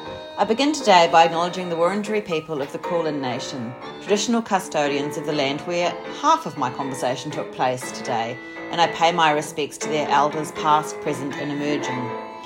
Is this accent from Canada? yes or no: no; Christchurch, Canterbury, New Zealand; moved away as an adult; now in Melbourne, Australia; I'm from Christchurch originally, but I've lived in Melbourne for 11 years. So I've got a very special place in my heart for Christchurch and for Canterbury.